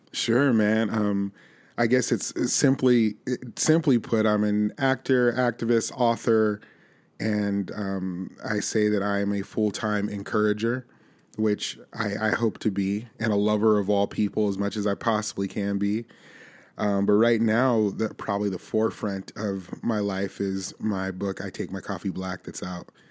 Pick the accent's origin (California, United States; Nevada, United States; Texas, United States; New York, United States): Nevada, United States; Las Vegas; now in Nashville, United States; I grew up in Las Vegas, Nevada